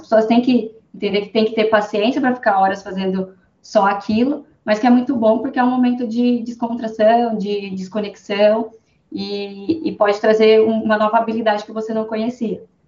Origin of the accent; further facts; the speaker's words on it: Sorocaba, São Paulo, Brazil; sou daqui de Sorocaba